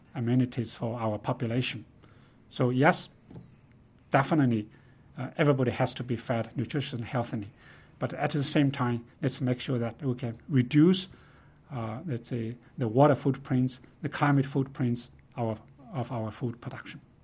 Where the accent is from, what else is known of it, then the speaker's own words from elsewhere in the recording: China; moved away; also born or lived in Nanjing; I grew up in China. I was a small farm, um, producer.